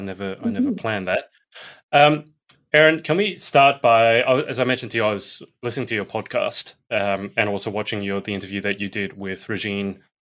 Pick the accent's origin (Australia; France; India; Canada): Australia; I'm from Australia.